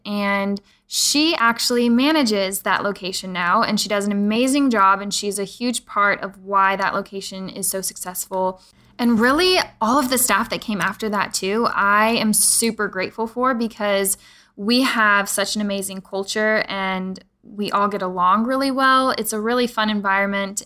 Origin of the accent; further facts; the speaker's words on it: Pflugerville, Texas, United States; I grew up in Pflugerville